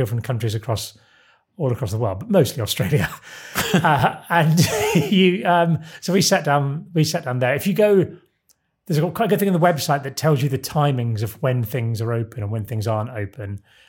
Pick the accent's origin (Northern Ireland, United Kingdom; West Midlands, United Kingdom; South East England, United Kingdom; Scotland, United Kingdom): South East England, United Kingdom; Isle of Sheppey; Very close to where I grew up on the Isle of Sheppey.